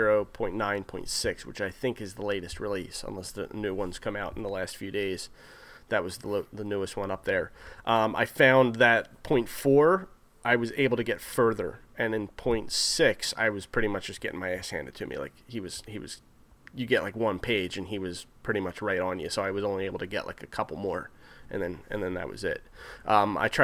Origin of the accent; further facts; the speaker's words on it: New Jersey, United States; us growing up in New Jersey